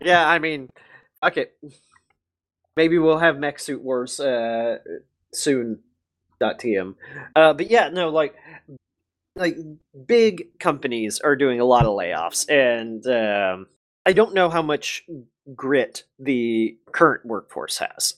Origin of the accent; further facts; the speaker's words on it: United States; I'm American